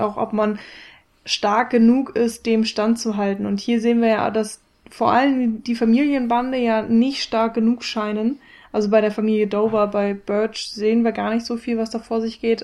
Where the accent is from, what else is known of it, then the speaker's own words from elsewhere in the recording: Germany; für mich als Deutsche